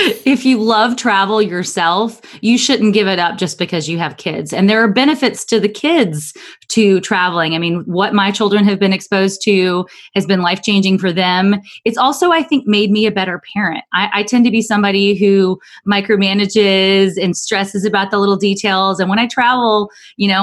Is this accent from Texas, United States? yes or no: no; Alabama, United States; moved away; growing up in Alabama